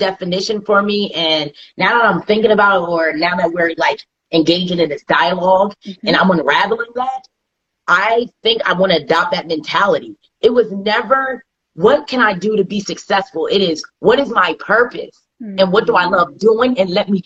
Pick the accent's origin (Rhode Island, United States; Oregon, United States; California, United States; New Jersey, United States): New Jersey, United States; I'm from Jersey